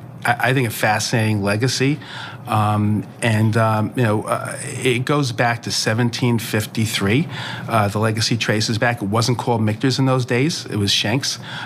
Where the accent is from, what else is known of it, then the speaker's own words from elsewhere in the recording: New York City, New York, United States; I grew up in Brooklyn, went to school in Brooklyn. Just sort of had a typical nice childhood.